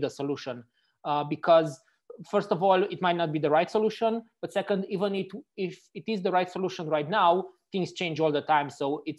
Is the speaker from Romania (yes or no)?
yes; Romania; now in Frankfurt, Germany; I'm actually originally from Romania